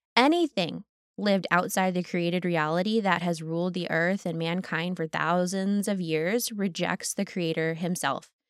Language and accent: English; United States; most of us who have been growing up in America